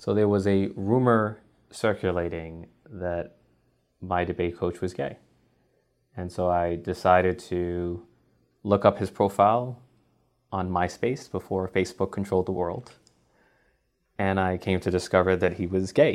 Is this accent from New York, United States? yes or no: yes; New York City, New York, United States; I'm from Bronx, New York